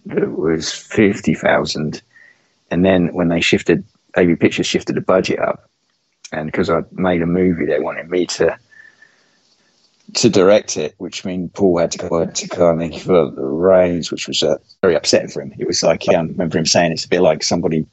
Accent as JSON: {"language": "English", "town": "Bury St Edmunds", "region": "East of England", "country": "United Kingdom", "tie": "born or raised there", "said": "That's where I was born"}